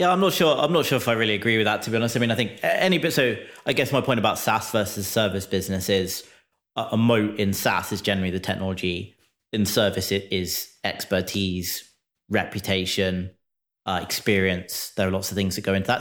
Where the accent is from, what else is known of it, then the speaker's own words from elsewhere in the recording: United Kingdom; now in United States; As a Brit living in the U S